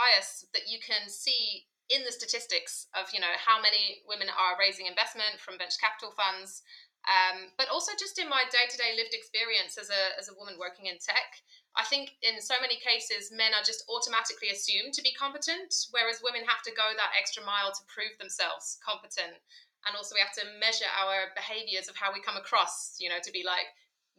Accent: United Kingdom; moved away as an adult; also born or lived in Bahrain; now in Berlin, Germany; you can probably hear from my accent, I'm from the UK originally

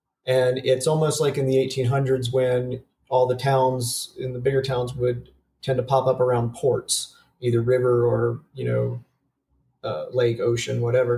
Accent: Northeast Ohio, United States; now in Colorado, United States; And growing up in Northeast Ohio, it's not much different.

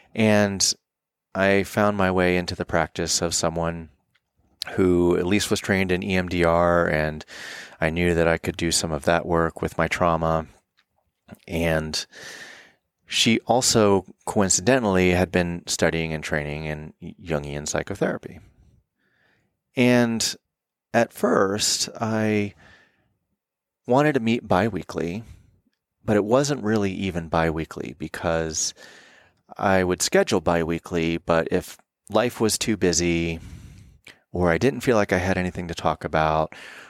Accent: the South, United States; And as a male growing up in the South, I also had issues with intimacy and vulnerability, issues with commitment from a lot of things, not the least of which being an orphan.

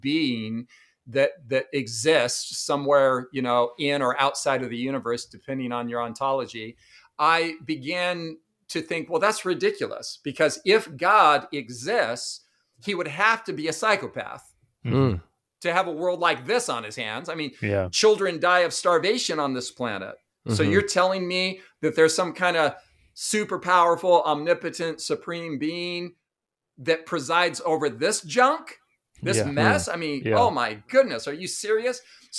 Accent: Los Angeles, California, United States; moved away as an adult; also born or lived in Redondo Beach / Torrance; now in Tennessee, United States; I grew up in Southern California in Los Angeles, mainly Redondo Beach, Torrance, that area. I grew up in, I guess, what would be regarded as surfer culture. a kind of surfer slash party skater culture.

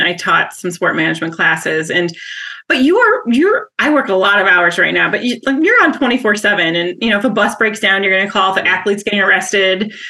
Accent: Wausau, Wisconsin, United States; moved away as an adult; also born or lived in Minnesota; I'm from Wisconsin, born and raised, and uh, in from Wausau, which is a uh, center of the state, and have an identical twin and an older sister, and grew up there

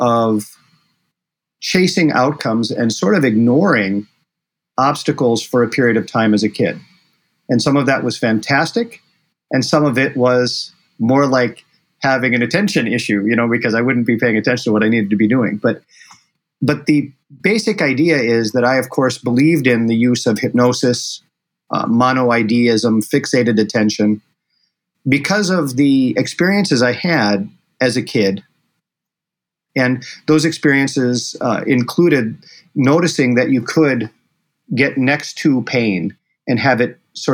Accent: Bismarck, North Dakota, United States; also born or lived in Rochester, Minnesota; I was brought there from Bismarck, North Dakota.

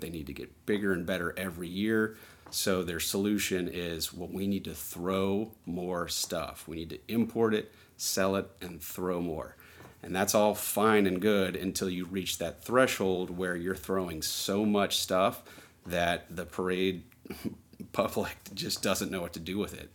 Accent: New Orleans, Louisiana, United States; I'm born and raised in New Orleans.

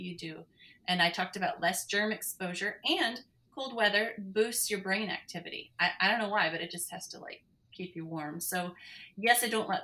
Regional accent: Montana, United States; moved away; I grew up in Montana in the Rocky Mountains

